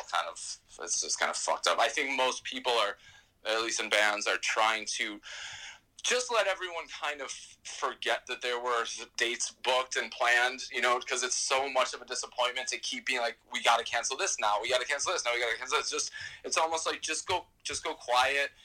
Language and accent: English; New York, United States; as a New Yorker